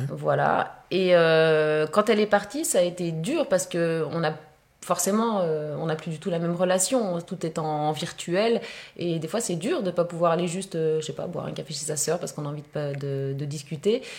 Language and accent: French; Haute-Savoie, Auvergne-Rhône-Alpes, France; je viens de Haute-Savoie